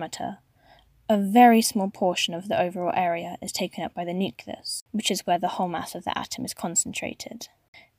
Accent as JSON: {"language": "English", "town": "Manchester", "region": "North West England", "country": "United Kingdom", "tie": "born or raised there", "said": "from Manchester, my hometown."}